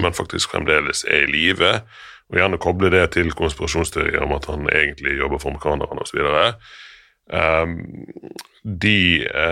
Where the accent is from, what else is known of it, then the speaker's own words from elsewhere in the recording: Norway; Vi som nordmenn